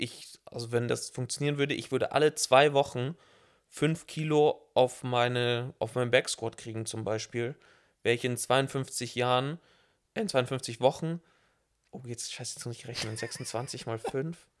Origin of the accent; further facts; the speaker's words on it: southeast Germany, Germany; ich bin ja aus dem Süden, Ost, da wo es Berge gibt